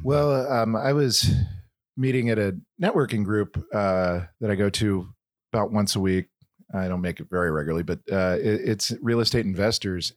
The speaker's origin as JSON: {"language": "English", "town": "Kansas City", "country": "United States", "said": "I'm from Kansas City"}